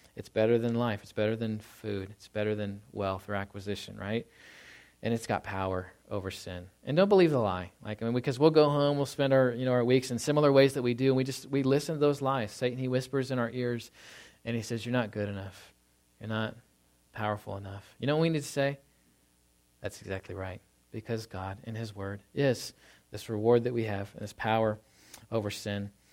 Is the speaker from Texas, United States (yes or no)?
yes; Tornado Alley, Texas, United States; moved away; I grew up in Tornado Alley, and so if you don't know what that is, it's really about an eight hundred mile stretch in the south